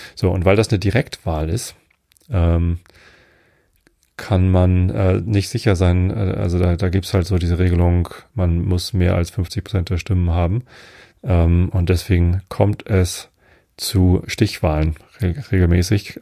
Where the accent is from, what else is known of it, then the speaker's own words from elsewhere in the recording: Wistedt, Lower Saxony, Germany; Also ich bin ja in Visted aufgewachsen. Es gehört auch hier zur Samtgemeinde Tosted.